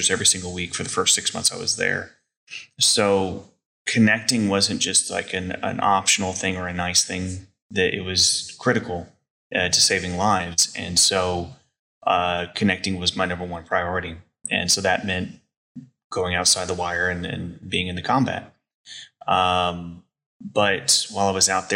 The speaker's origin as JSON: {"language": "English", "region": "Texas", "country": "United States", "said": "we're two guys from Texas"}